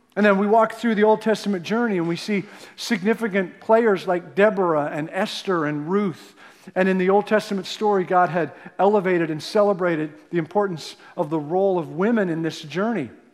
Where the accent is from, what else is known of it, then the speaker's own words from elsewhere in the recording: Canada; now in United States; I'm a Canadian